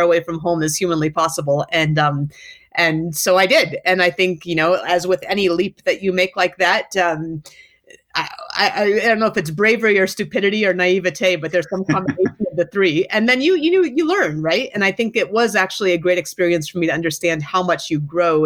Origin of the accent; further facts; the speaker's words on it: Anchorage, Alaska, United States; moved away as an adult; also born or lived in North Carolina; I started out growing up in Anchorage, Alaska, and heading out to do my undergraduate degree in English Lit